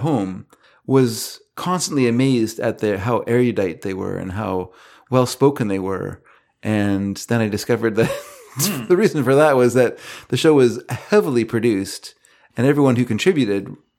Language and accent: English; British Columbia, Canada; we grew up here in the Lower Mainland where the First Nations people are very well hidden.